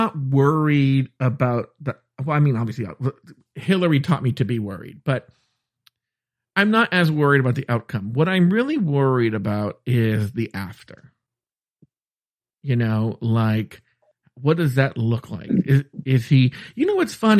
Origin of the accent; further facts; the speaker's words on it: United States; I'm American.